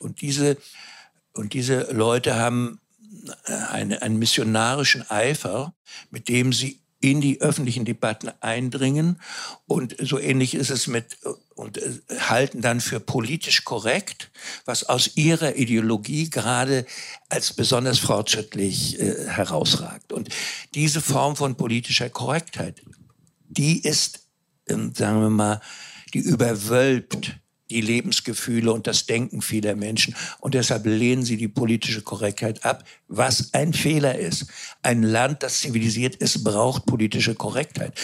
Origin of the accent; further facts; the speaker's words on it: Mecklenburg-Vorpommern, Germany; Ich selber bin Mecklenburger